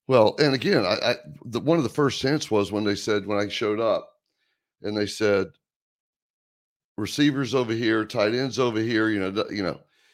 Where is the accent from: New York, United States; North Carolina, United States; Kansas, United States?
North Carolina, United States; Greensboro; I grew up in Greensboro, North Carolina.